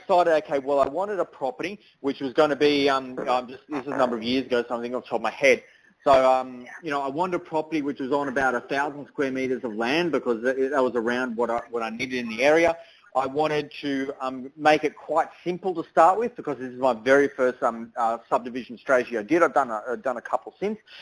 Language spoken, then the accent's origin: English; Toowoomba, Queensland, Australia; I grew up in Toowoomba and I did a lot of my schooling in Toowoomba